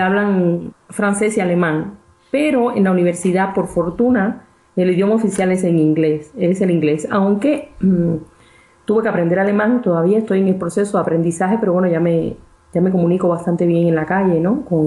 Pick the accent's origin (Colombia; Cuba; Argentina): Cuba; moved away as an adult; also born or lived in Mexico; now in Bern, Switzerland; soy cubana de nacimiento. Y bueno, estudié en la universidad allí